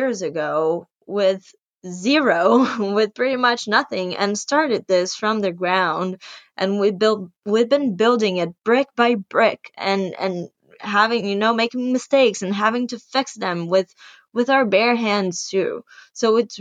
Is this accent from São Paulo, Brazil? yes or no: yes; São Paulo, Brazil; English is a second language; moved away as an adult; now in New York City, United States; I went to this English school called Red Balloon in São Paulo, Brazil